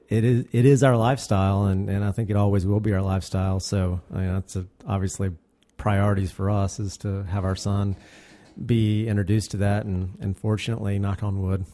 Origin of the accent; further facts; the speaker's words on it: Andrews, North Carolina, United States; I mean, I grew up in Andrews, North Carolina, which is very rural, way out in the far western tip